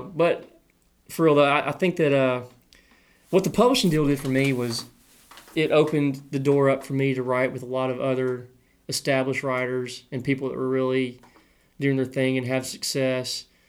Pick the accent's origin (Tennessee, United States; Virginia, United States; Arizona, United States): Tennessee, United States; Clarksville; I grew up in Clarksville, which is an hour from Nashville